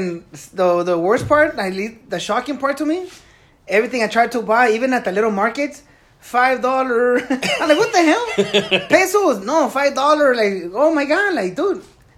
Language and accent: English; Mexico; now in United States; I was raised all summers in Mexico, but my parents are Mexican.